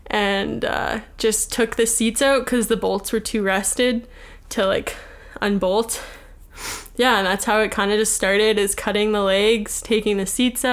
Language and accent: English; Winnipeg, Manitoba, Canada; I'm from Winnipeg